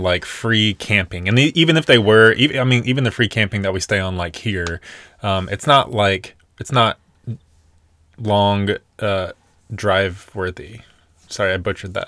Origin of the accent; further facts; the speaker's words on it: Nashville, Tennessee, United States; moved away; we are originally from born and raised in Nashville, Tennessee